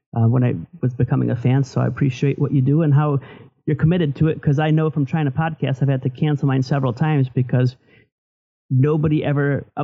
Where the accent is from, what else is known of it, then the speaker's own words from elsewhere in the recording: Flint, Michigan, United States; moved away as an adult; I'm from Flint, Michigan originally. I lived there most of my life until I moved here for law school. And it's a working class town.